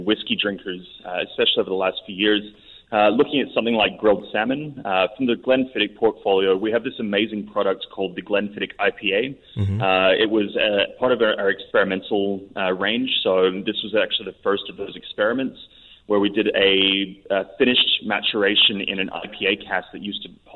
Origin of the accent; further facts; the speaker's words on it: Philippines; I grew up in the Philippines